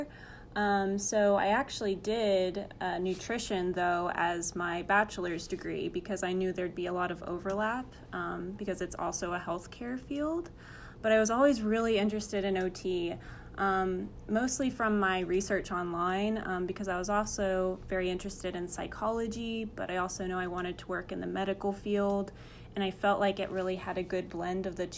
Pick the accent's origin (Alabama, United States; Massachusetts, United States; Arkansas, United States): Arkansas, United States; moved away as an adult; now in Springfield, Missouri, United States; I'm from Arkansas